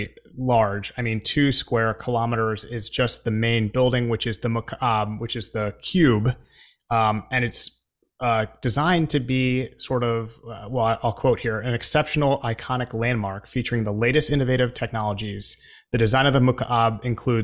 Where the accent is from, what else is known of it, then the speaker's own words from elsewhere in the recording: United States; we are a very large country, the United States